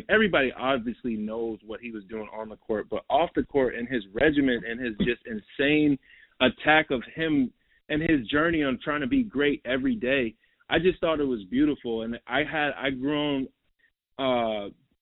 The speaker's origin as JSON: {"language": "English", "region": "Minnesota", "country": "United States", "tie": "born or raised there", "also_born_or_lived": "Queens, New York / Manhattan, New York / New Jersey", "moved": "as an adult", "said": "So I was born in New York, bro, and I grew up in New York till I was about 10. And then I moved to Minnesota till I was from 10 to like 18"}